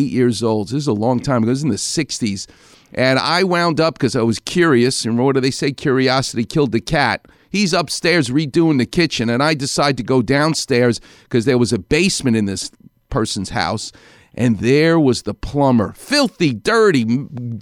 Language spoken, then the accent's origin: English; New York City, New York, United States; accent: Far Rockaway; now in Los Angeles, United States; my Far Rockaway accent